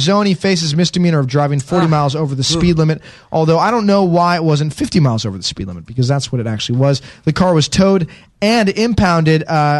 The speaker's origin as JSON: {"language": "English", "town": "Barrington", "region": "Illinois", "country": "United States", "tie": "born or raised there", "moved": "yes", "said": "So I'm from Barrington, Illinois. Naperville, Illinois is fairly close by. I'd say less than an hour."}